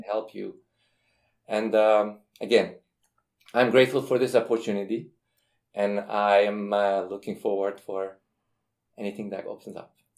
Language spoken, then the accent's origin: English; Iran; now in United States; I'm from Iran